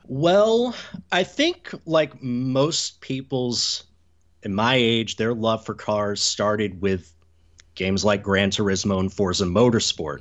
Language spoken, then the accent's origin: English; Southeast United States, United States; growing up in the Southeast United States